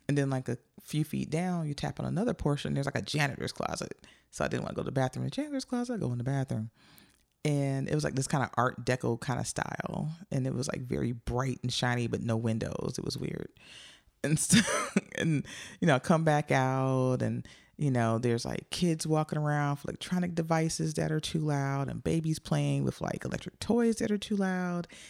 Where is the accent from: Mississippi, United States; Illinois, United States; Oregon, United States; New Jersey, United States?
Illinois, United States; Joliet; I grew up in Joliet, Illinois